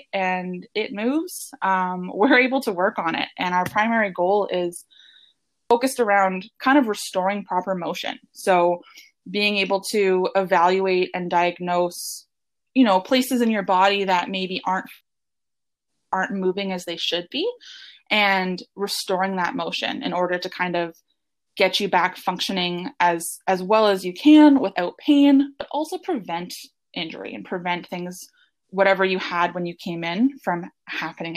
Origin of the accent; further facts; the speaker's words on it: Hamilton, Ontario, Canada; also born or lived in Guelph, Ontario; I grew up in the Hamilton, Ontario area. And now I'm actually a chiropractor working back in the same area near where I grew up.